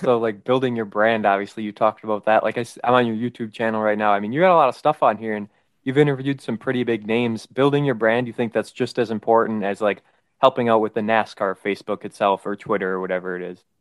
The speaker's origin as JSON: {"language": "English", "town": "Manitowoc", "region": "Wisconsin", "country": "United States", "said": "we're from Manitowoc."}